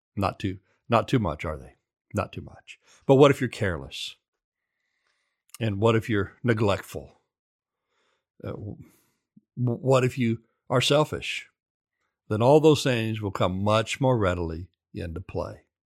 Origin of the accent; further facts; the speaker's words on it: central Oklahoma, United States; in the seventies when I grew up in Oklahoma